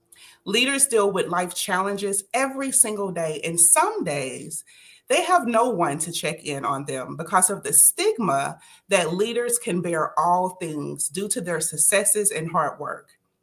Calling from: Dallas, Texas, United States; I am streaming live from Dallas, Texas, USA, the home of the Dallas Cowboys, the Dallas Mavericks, and the Dallas Stars.

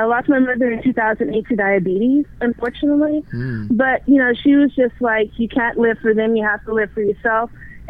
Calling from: Texas, United States; I'm calling from Texas.

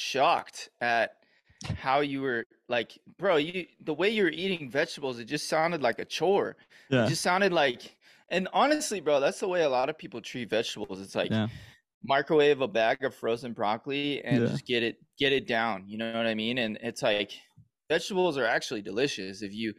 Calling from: Bend, Oregon, United States; I'm in Oregon, dude. I'm in Bend, Oregon, Central Oregon.

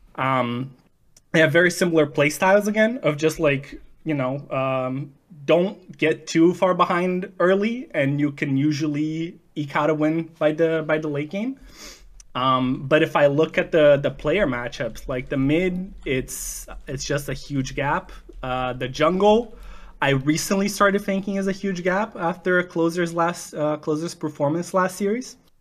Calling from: Vancouver, British Columbia, Canada; calling from Vancouver, Canada.

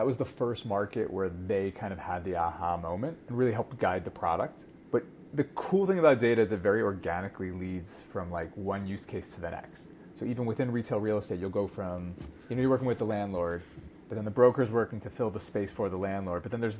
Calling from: Tel Aviv, Tel Aviv District, Israel; So you are catching me in sunny Tel Aviv.

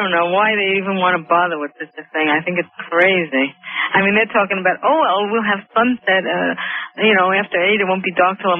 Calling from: Honolulu, Hawaii, United States; I'm calling you from Honolulu.

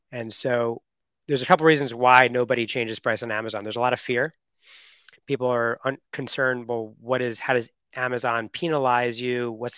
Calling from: Miami, Florida, United States; Well, I just landed from Costa Rica yesterday, and I'm back in Miami.

